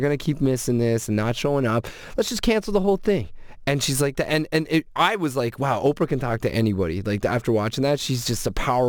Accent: Scotland, United Kingdom; I'm Scottish

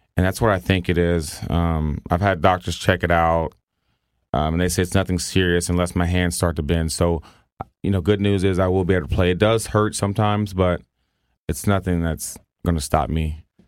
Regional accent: the South, United States; I grew up in the South

